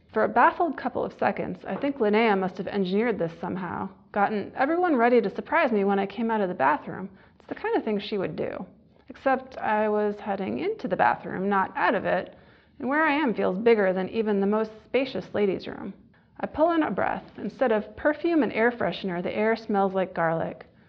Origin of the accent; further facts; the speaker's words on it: Michigan, United States; moved away; I haven't lived in Michigan for many years, but I'll always consider it my home state.